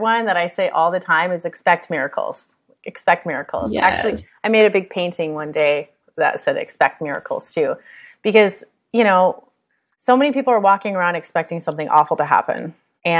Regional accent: United States; I'm American

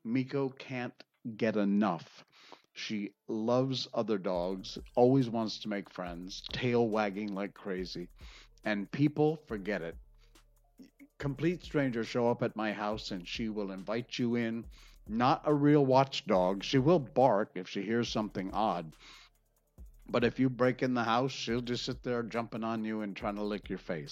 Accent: Connecticut, United States; moved away; I grew up in Connecticut

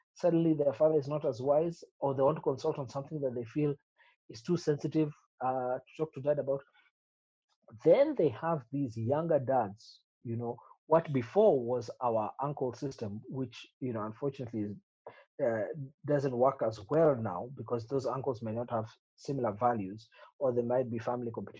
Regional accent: Kericho, Kericho County, Kenya; we grew up in Kericho

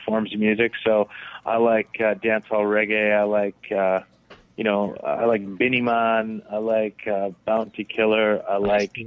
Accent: Canada; I'm Canadian

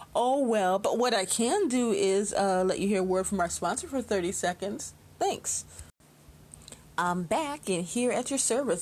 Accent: Chicago, Illinois, United States; Chicago, my hometown

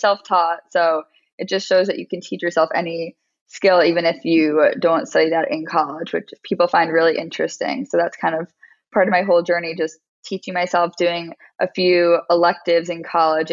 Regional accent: Westchester, New York, United States; born or raised there; also born or lived in Maryland

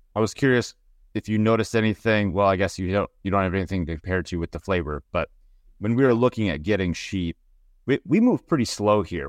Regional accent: Minnesota, United States; now in Pacific Northwest, United States; we're from Minnesota

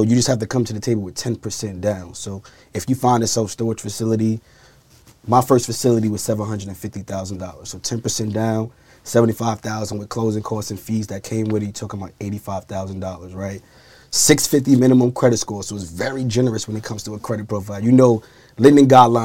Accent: New York City, New York, United States; 30 years old, born and raised in Brooklyn, New York.

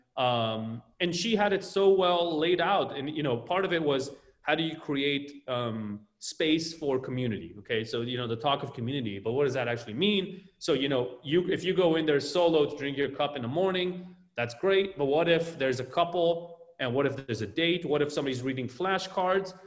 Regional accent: Tel Aviv, Tel Aviv District, Israel; now in Los Angeles, United States; growing up in Tel Aviv

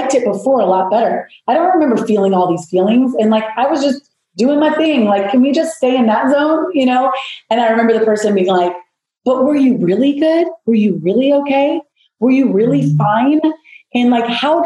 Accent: South Florida, United States; I grew up in South Florida

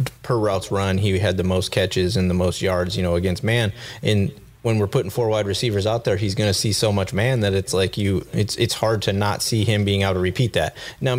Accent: Fillmore, New York, United States; I grew up in Fillmore, you know, not too far from you there in Rochester

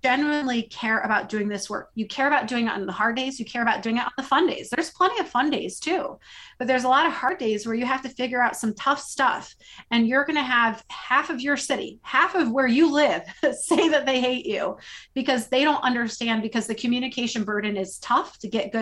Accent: Iowa, United States; born or raised there

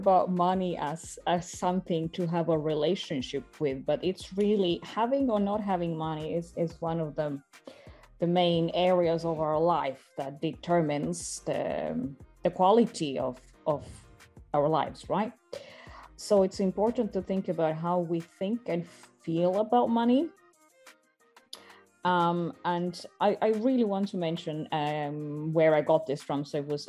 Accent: Estonia; born there; I was born in Estonia, and I've lived in quite a few countries.

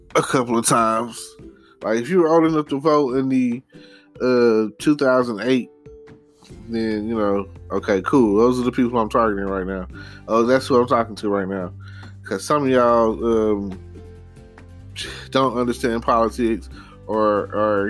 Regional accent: Texas, United States; I'm a Texan

